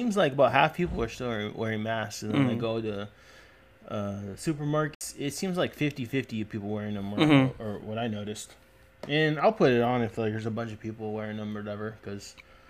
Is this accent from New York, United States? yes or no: no; Fresno, California, United States; where are you from? I was like, Fresno, California?